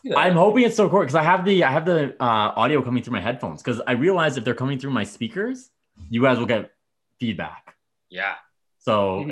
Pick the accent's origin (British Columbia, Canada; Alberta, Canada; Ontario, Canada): Alberta, Canada; Medicine Hat; I grew up in Medicine Hat